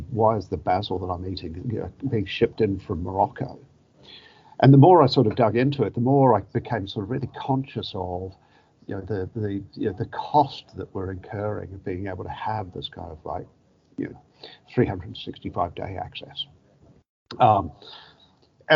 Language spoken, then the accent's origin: English; New Zealand; moved away; my origins as a Kiwi, growing up in God's own country on the other side of the world